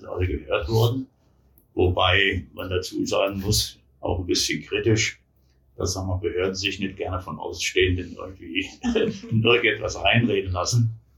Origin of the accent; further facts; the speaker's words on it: Berlin, Germany; born there; now in Taunusstein, Germany; Ja, ich hab, äh, bin in Berlin geboren, war dann äh, am Ende des Zw